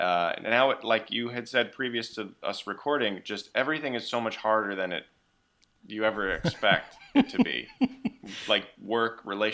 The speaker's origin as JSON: {"language": "English", "region": "Missouri", "country": "United States", "lives_now": "New York, United States", "said": "Because I came from Missouri to New York"}